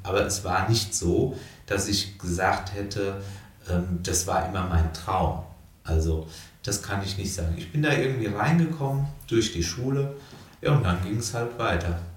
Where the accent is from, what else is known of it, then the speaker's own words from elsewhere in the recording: her constituency near Dieburg, Hesse, Germany; ich fühle mich total wohl in meinem Wahlkreis. Es ist auch meine Heimat insgesamt